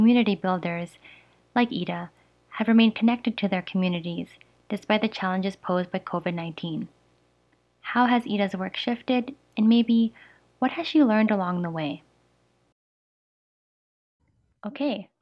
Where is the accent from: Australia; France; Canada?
Canada; Edmonton, Alberta; As the daughter of Filipino immigrants, born and raised in Edmonton